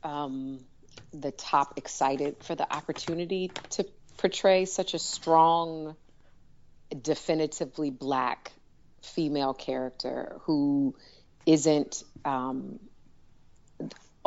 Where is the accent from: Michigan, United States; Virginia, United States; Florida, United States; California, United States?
Michigan, United States; Detroit; moved away; also born or lived in Washington, D.C.; I grew up in Detroit. I went to school in D.C.